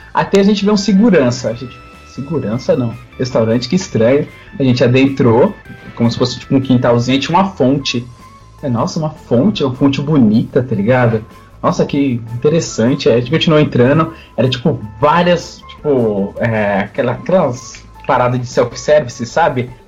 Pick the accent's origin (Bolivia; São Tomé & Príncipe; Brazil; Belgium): Brazil; São Paulo; also born or lived in Bahia; eu nasci na Bahia, só que eu tô desde pequeno aqui em São Paulo